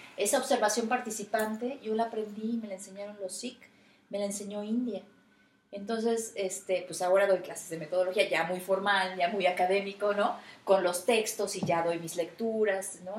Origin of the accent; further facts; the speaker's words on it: Mexico; yo soy mexicana